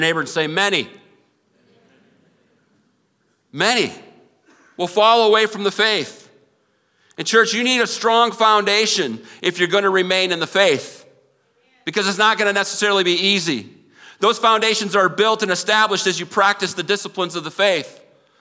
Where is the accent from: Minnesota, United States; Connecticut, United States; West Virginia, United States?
Minnesota, United States; moved away; I grew up in Minnesota